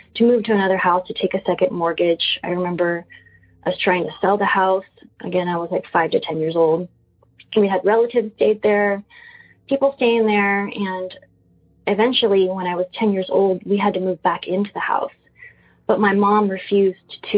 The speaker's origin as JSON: {"language": "English", "town": "San Antonio", "region": "Texas", "country": "United States", "tie": "born or raised there", "lives_now": "Austin, United States", "said": "a house that I grew up in San Antonio. We moved there when I was 5 years old"}